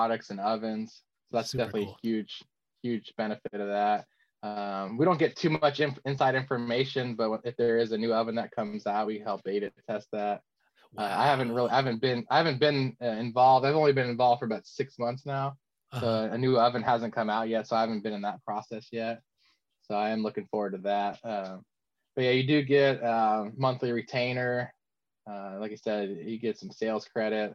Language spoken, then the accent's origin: English; California, United States; growing up in California